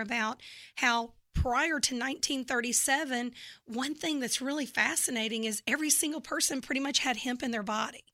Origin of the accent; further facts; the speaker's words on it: Memphis, Tennessee, United States; accent: Southern; now in Texas, United States; I'm from Memphis, Tennessee, and actually, uh, grew up there